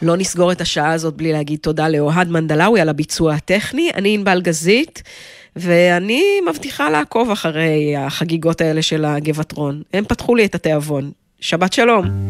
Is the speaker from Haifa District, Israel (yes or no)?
no; the Valley, Northern District, Israel; moved away; אני במקור מהעמק